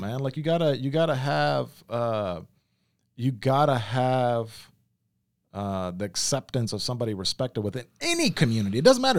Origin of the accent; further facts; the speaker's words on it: Memphis, Tennessee, United States; I grew up in Memphis, like, I grew up around black folks